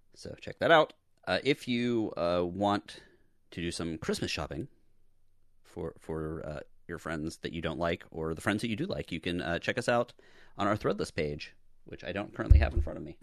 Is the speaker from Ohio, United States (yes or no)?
no; Pittsburgh, Pennsylvania, United States; I'm from Pittsburgh